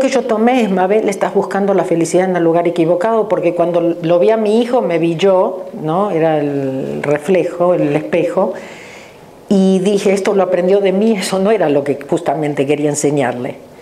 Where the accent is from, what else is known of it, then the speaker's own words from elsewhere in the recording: Argentina; moved away as an adult; now in Los Angeles, United States; nací en la Argentina, pero hace 34 años que vivo en Los Ángeles. en la Argentina tengo dos títulos universitarios